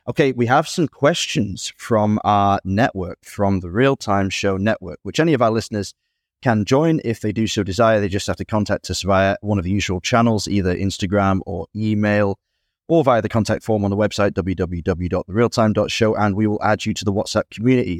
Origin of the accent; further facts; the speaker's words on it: near Ashbourne, East Midlands, United Kingdom; C W Cellars in Ashbourne, near my hometown